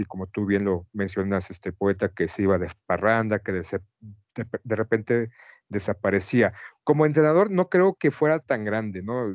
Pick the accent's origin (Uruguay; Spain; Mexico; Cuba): Mexico; como un mexicano común y cualquiera